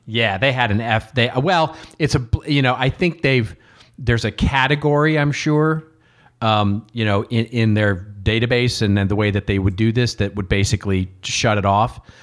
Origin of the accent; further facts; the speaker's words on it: Texas, United States; growing up in Texas, you know, uh, uh, let's put it this way. Your Texas history class in elementary school was as important as U S history